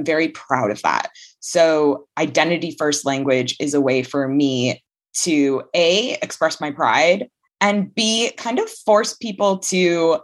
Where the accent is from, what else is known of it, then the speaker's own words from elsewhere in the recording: Hamilton, Ontario, Canada; I grew up in Hamilton, Ontario, Canada, still there